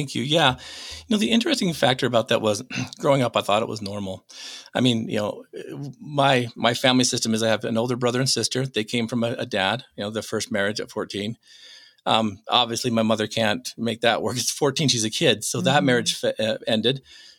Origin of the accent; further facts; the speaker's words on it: Utah, United States; also born or lived in North Dakota; I was born in North Dakota. A couple weeks later, still the night, she takes all of us kids back to Utah.